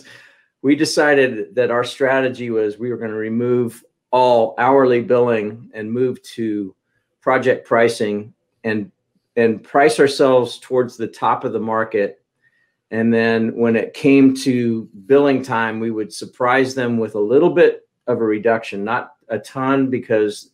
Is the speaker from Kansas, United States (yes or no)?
yes; Kansas, United States; now in Charlotte, United States; I'm from Kansas originally